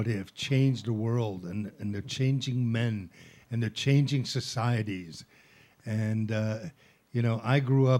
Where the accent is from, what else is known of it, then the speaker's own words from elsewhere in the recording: Italy; moved away; also born or lived in Netherlands; I grew up in Italy when prostitution was actually legal